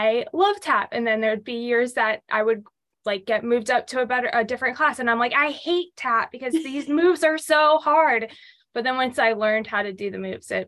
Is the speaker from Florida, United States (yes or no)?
yes; Jacksonville, Florida, United States; I was born and raised in Jacksonville, Florida